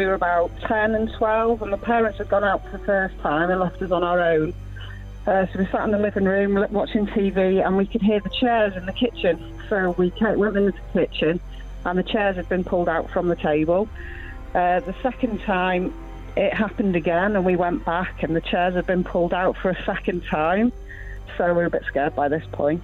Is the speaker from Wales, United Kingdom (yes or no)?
yes; North Wales, United Kingdom; I'm from North Wales.